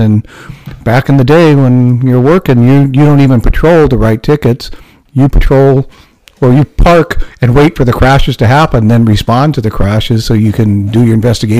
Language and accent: English; Nevada, United States; later on, I was born in 1960 in Nevada. So my world was even more unusual, because I'm that Asian, that little Chinese kid growing up in a, well, quite frankly, a very white world.